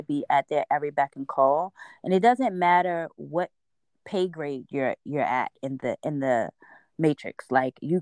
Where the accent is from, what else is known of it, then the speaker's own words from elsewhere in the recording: Baltimore, Maryland, United States; now in Los Angeles, United States; we're from Baltimore